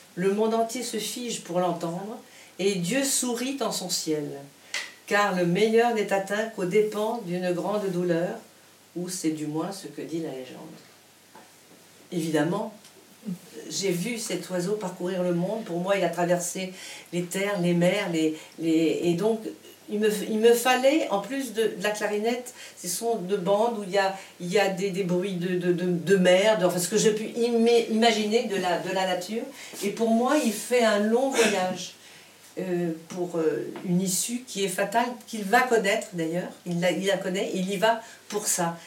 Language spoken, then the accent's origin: French; Casablanca, Casablanca-Settat, Morocco; je suis née au Maroc, à Casablanca